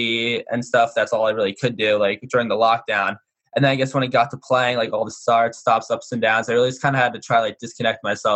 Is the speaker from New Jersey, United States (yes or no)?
yes; Ramsey, New Jersey, United States; I'm from Ramsey, kind of a small like public school